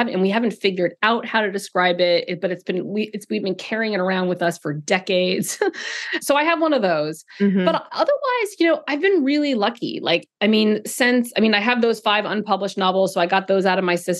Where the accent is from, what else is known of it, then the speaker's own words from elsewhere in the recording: California, United States; moved away; I grew up in California